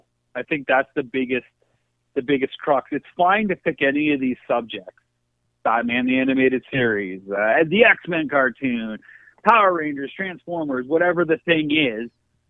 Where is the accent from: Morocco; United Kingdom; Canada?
Canada; But I do think being Canadian, it has built in a sense of being an outsider.